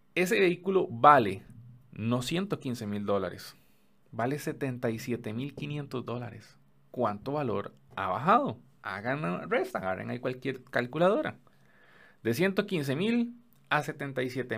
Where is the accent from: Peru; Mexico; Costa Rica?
Costa Rica; en mi país, en Costa Rica